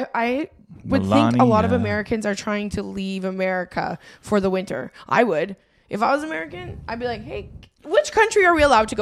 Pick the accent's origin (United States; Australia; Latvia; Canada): Canada